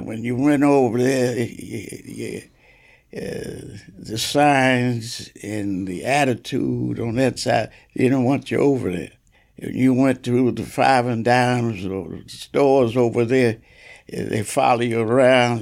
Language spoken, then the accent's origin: English; Asbury Park, New Jersey, United States; growing up in Asbury Park